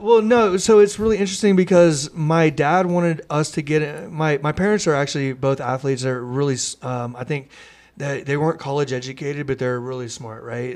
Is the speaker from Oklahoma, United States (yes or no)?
yes; Mustang, Oklahoma, United States; we grew up in Mustang, which had a great soccer culture.